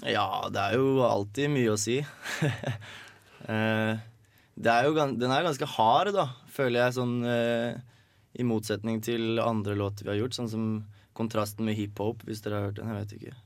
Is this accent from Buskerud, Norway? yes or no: yes; Hønefoss, Buskerud, Norway; hjemme i Hønefoss